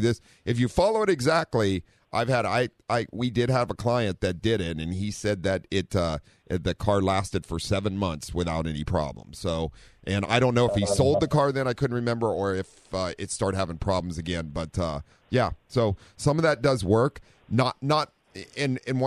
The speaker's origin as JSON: {"language": "English", "region": "Ohio", "country": "United States", "tie": "born or raised there", "moved": "yes", "lives_now": "San Diego, United States", "said": "growing up in Ohio and four-wheeling"}